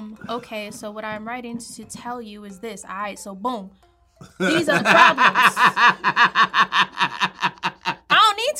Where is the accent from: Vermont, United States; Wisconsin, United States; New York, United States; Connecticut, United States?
New York, United States; I'm also a New Yorker